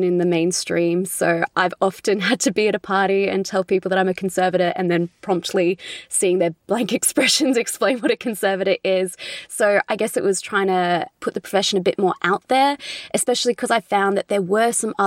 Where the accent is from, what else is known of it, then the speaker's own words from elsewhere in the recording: Australia; accent: Australian; you can probably tell from my accent, I'm from Australia.